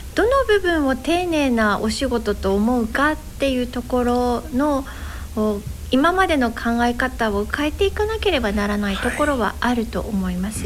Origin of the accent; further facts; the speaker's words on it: Yokosuka, Kanagawa, Japan; also born or lived in Yokohama / Odawara; 私生まれは神奈川県横須賀市です。